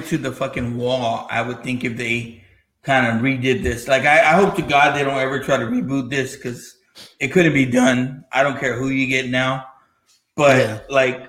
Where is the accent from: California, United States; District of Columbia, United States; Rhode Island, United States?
California, United States; Los Angeles; born there; I was born in East LA.